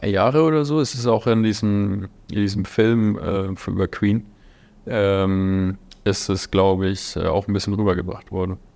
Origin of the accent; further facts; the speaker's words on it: Bavaria, Germany; born there; Ähm, ich bin gebürtiger Unterfranke, was immer wieder mit meinem Berufsthema zu Kuriositäten führt